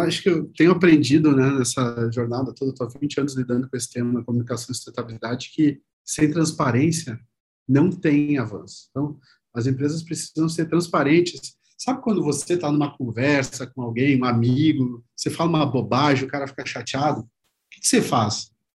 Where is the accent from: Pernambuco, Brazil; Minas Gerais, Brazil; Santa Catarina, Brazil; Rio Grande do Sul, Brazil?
Rio Grande do Sul, Brazil; moved away as an adult; now in São Paulo, Brazil; pelo meu sotaque, vocês vão ver que eu comecei minha carreira lá no Rio Grande do Sul